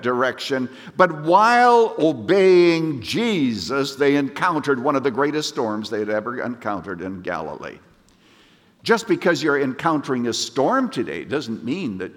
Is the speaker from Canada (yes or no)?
yes; Canada; moved away; I was brought up in Canada, and we used to sing a little ditty in church